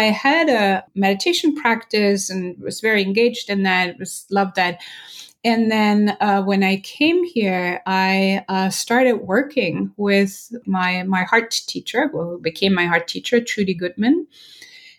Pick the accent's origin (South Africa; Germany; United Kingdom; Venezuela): Germany; moved away as an adult; also born or lived in Berlin, Germany; now in Los Angeles, United States; I'm originally from Germany and I lived in Berlin for a long time.